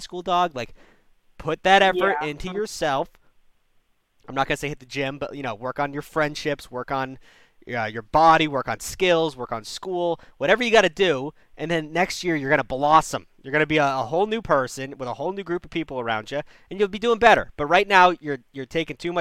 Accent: Massachusetts, United States; moved away as an adult; also born or lived in Chicago; I'm from Massachusetts

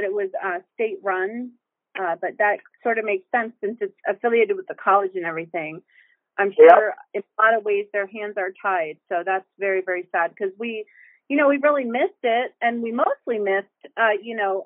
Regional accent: Bristol, Pennsylvania, United States; I actually grew up on the Delaware in Bristol, Pennsylvania

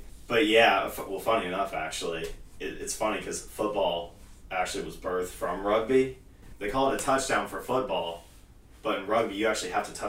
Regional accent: Akron, Ohio, United States; I'm actually from Akron.

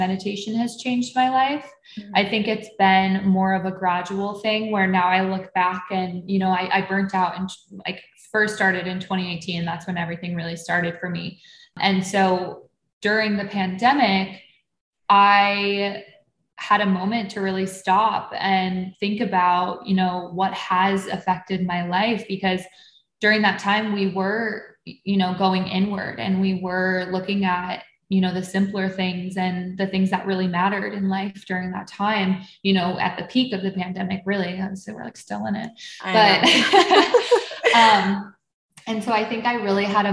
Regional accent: Buffalo, New York, United States; I grew up in Buffalo, New York

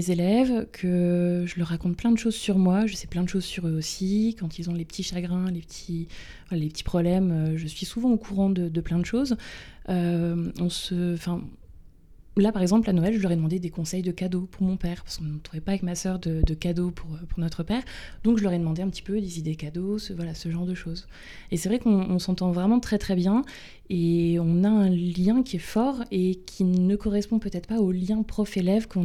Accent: Bay of the Somme, Hauts-de-France, France; also born or lived in Luxembourg / Amiens; J'ai grandi dans une famille euh, classique, traditionnelle, euh, euh, plutôt normale en campagne, en baie de Somme.

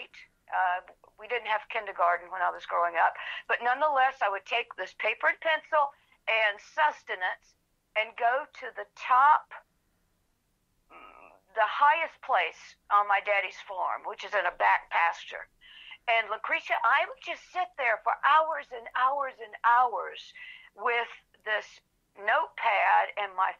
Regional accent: Anderson, South Carolina, United States; my little hometown of Anderson

